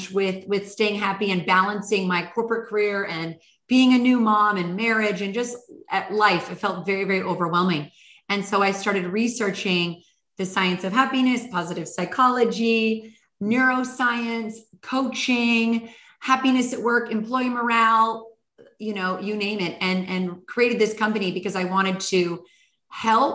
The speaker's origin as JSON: {"language": "English", "region": "British Columbia", "country": "Canada", "also_born_or_lived": "Hawaii / New York City / Istanbul / Los Angeles", "moved": "as an adult", "said": "I'm originally from British Columbia, Canada"}